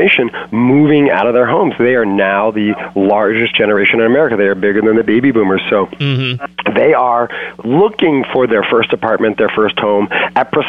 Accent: San Francisco Bay Area, California, United States; I'm from the Bay Area, and I live in Oakland

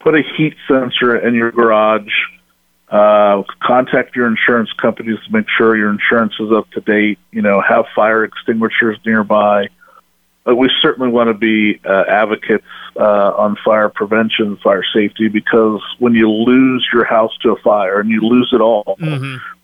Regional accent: Kenton, Ohio, United States; I grew up in Kenton. I hate to leave my hometown

